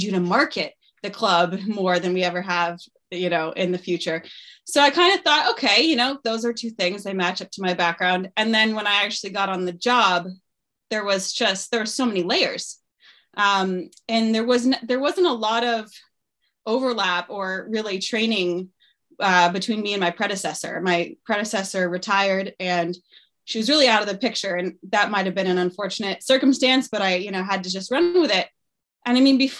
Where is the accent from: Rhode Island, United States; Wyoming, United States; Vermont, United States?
Vermont, United States; Stowe; moved away as an adult; I moved back to my hometown in 2019 to start a family.